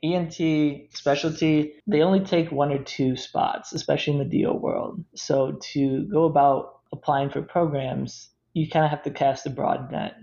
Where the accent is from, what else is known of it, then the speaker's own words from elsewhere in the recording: Toledo, Ohio, United States; moved away as an adult; also born or lived in Tennessee; I'm from Toledo, Ohio, small town outside of it, and I did all my undergraduate, graduate education in Tennessee